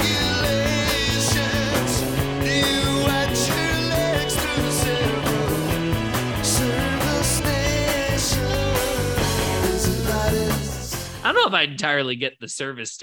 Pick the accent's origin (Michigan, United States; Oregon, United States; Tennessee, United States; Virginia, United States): Virginia, United States; Virginia suburbs near the Pentagon, United States; I grew up in the Virginia suburbs near the Pentagon.